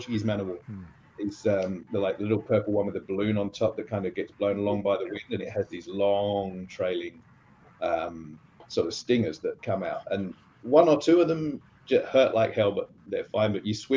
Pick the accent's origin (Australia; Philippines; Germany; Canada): Australia